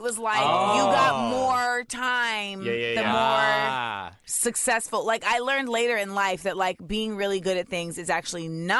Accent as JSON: {"language": "English", "country": "Grenada", "said": "like I go to Grenada every year. And like when I would go with my mom, I would have to, I'm from Grenada so and my family."}